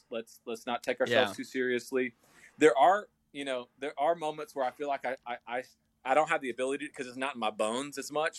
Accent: Texas, United States; now in Nashville, United States; I'm from Texas

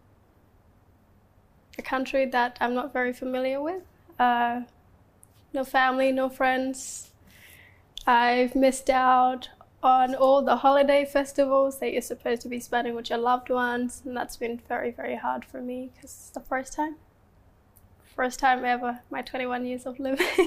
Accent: Australia; English is a second language; also born or lived in Kakuma refugee camp, Kenya / South Sudan; It's where I grew up for the first almost 8 years of my life before moving to Australia.

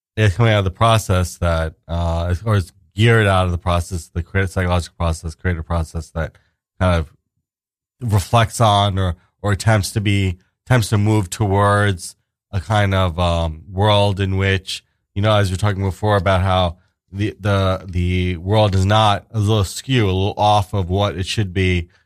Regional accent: New York City, New York, United States; moved away; also born or lived in New Jersey / Queens / Brooklyn; I grew up in Staten Island actually myself.

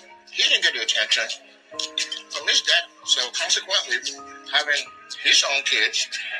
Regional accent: Nigeria; I'm from Nigeria.

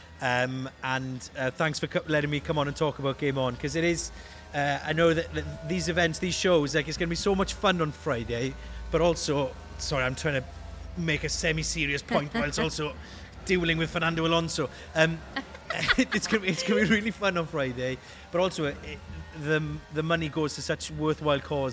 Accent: Glanamman, Wales, United Kingdom; I'm from Glanaman in southwest Wales

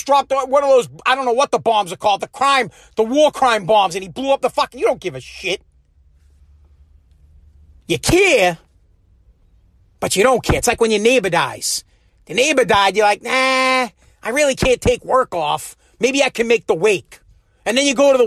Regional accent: United States; as an American

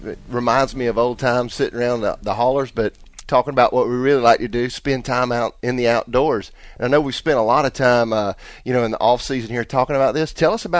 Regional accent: Mooresville, North Carolina, United States; I grew up here in the South, right in the Mooresville area.

